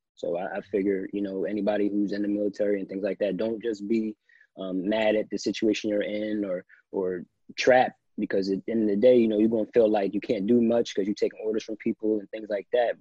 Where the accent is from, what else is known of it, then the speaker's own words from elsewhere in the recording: New Jersey, United States; I'm a kid from South Jersey.